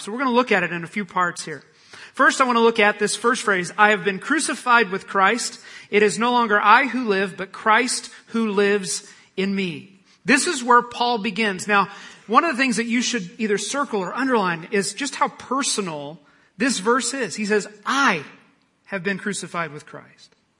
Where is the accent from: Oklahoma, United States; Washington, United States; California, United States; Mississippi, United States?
Oklahoma, United States; I'm from Oklahoma